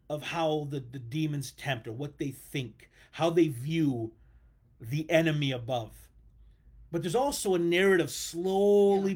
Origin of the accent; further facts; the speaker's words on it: United States; I like being American